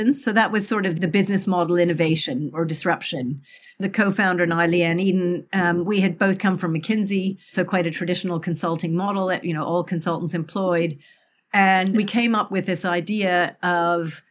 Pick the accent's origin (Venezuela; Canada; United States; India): Canada; moved away as an adult; now in United Kingdom; I'm originally Canadian. I've lived in the UK now for nearly 30 years